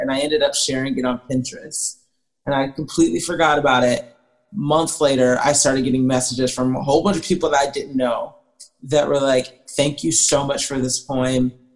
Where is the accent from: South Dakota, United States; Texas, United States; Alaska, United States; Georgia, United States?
Georgia, United States; Atlanta; I grew up in Atlanta, Georgia area.